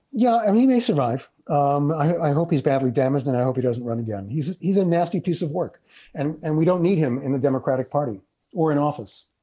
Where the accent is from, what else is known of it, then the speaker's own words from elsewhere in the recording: New York City, New York, United States; I'm from Queens, which is where the Cuomo's are from.